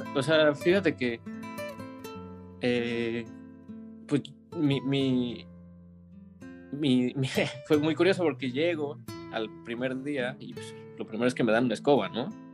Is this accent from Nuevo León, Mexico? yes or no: no; Mexico City, Mexico; moved away as an adult; now in Paris, France; soy de la Ciudad de México, de Iztapalapa